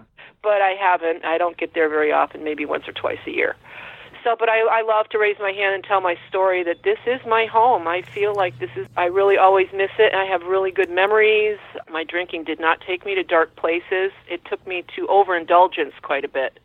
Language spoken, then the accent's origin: English; Woodbury, Connecticut, United States; also born or lived in Bethlehem, Connecticut; my hometown, little small town of Woodbury, Connecticut